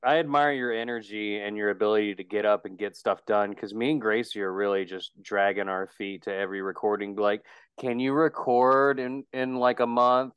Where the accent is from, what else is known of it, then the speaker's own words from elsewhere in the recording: West Virginia, United States; I'm from West Virginia.